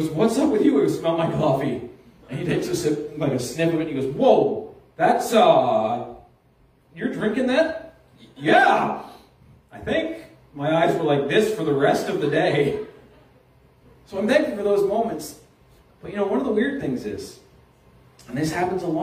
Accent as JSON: {"language": "English", "town": "Halifax", "region": "Nova Scotia", "country": "Canada", "tie": "born or raised there", "said": "when I was a kid in Halifax"}